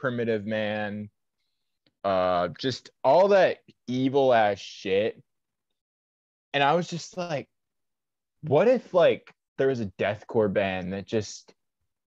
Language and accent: English; Fort Myers, Florida, United States; I'm from Fort Myers, Florida